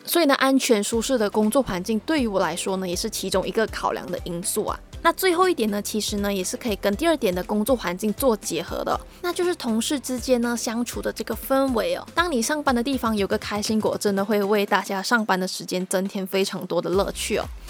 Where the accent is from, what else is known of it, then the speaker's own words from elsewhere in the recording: Malaysia; moved away as an adult; now in Taiwan; 我同样来自马来西亚